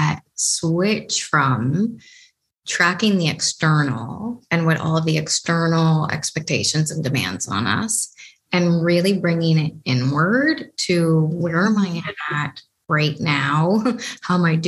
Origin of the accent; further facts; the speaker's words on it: Canada; I'm from Canada